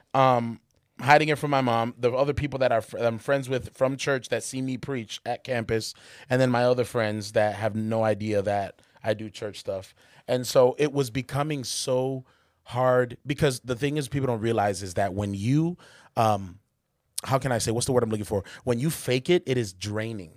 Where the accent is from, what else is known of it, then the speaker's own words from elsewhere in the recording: Charlotte, North Carolina, United States; moved away as an adult; I'm coming from Charlotte where everybody at my school was black and Hispanic